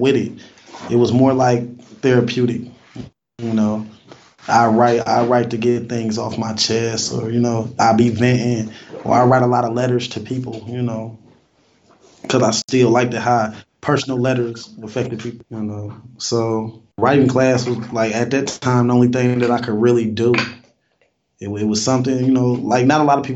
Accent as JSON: {"language": "English", "town": "Fort Wayne", "region": "Indiana", "country": "United States", "tie": "born or raised there", "said": "I was born in Fort Wayne. I'm from Indiana. Came up through the 80s and the 90s."}